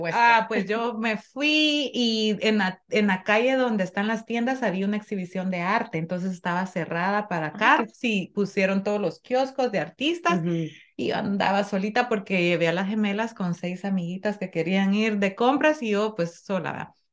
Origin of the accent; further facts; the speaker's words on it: Nicaragua; now in Connecticut, United States; nosotros, como Nica, tenemos la suerte de vivir en Conérico